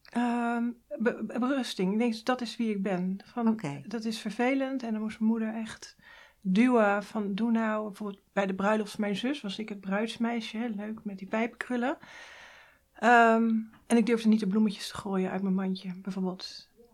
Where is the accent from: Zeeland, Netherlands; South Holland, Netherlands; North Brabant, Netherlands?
South Holland, Netherlands; Hoeksche Waard; In de Hoekse Waard, dat is vlak onder Rotterdam